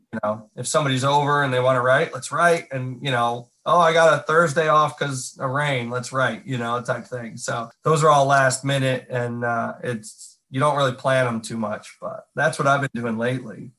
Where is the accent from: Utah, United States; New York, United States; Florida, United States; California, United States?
New York, United States; Catskill Mountains, upstate; moved away as an adult; now in Nashville, United States; I'm from upstate New York